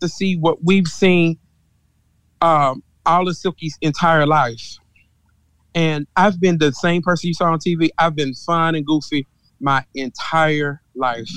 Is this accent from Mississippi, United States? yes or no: yes; Mississippi, United States; I'm from Mississippi and I'm old school